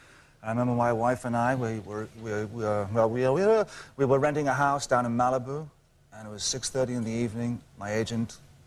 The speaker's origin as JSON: {"language": "English", "area": "County Meath", "region": "Leinster", "country": "Ireland", "tie": "born or raised there", "also_born_or_lived": "South London", "moved": "yes", "said": "I grew up in Ireland. I grew up in a small country town in Southern Ireland, County Meath."}